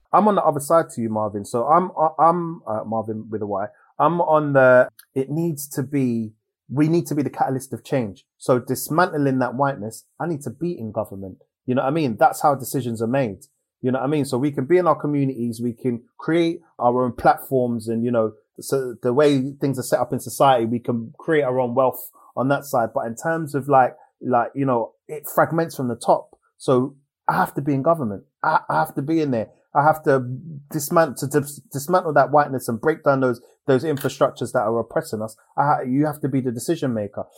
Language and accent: English; England, United Kingdom; the fact that I live here and I'm born here